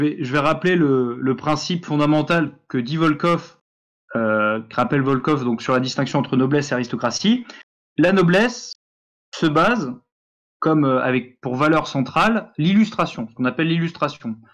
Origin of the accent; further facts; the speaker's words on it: France; nous sommes français